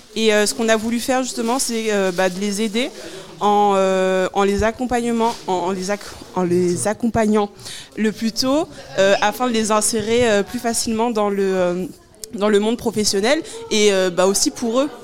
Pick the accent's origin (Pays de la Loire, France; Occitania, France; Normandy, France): Normandy, France; Évreux; Moi, pour ma part, je viens d'Evreux.